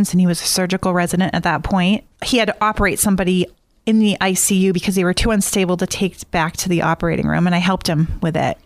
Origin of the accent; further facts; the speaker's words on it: Easton, Massachusetts, United States; I grew up in Easton, Mass.